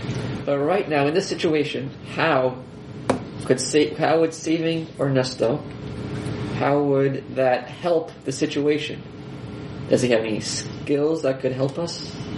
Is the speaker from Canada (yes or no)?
yes; Canada; Yeah, I'm part. I'm half. I'm Canadian. I'm First Nations Iroquois.